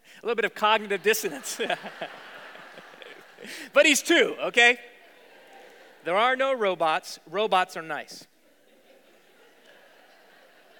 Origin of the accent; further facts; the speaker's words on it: Virginia, United States; moved away as an adult; also born or lived in New York City; I grew up in Virginia, and I didn't know really any Jewish folks when I was in school.